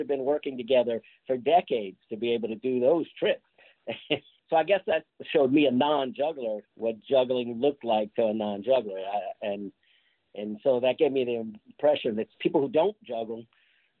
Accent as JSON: {"language": "English", "town": "Lafayette", "region": "Louisiana", "country": "United States", "tie": "born or raised there", "also_born_or_lived": "New Orleans, Louisiana", "moved": "as an adult", "lives_now": "South Florida, United States", "said": "The city I grew up in is Lafayette, Louisiana. I lived there until I was about 25. Then I moved to New Orleans for about 15 years."}